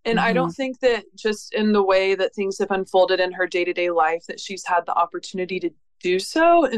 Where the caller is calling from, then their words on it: Pensacola, Florida, United States; I am calling from Pensacola, Florida.